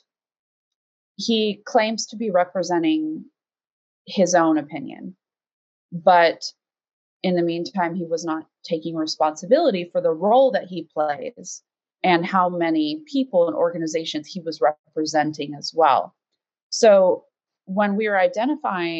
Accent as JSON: {"language": "English", "country": "United States", "said": "as an American"}